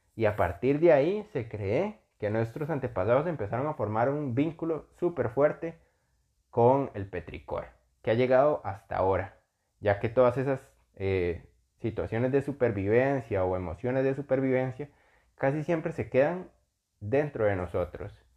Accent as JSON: {"language": "Spanish", "country": "Costa Rica", "said": "yo soy costarricense, vivo en Costa Rica"}